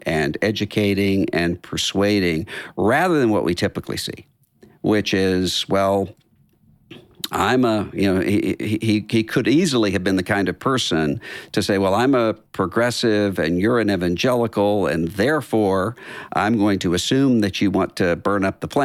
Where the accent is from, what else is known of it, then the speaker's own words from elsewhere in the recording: Biloxi, Mississippi, United States; my hometown, Biloxi